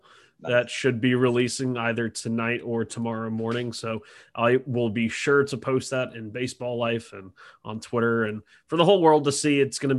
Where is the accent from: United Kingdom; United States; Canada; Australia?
United States; Alabama; I'm from Alabama.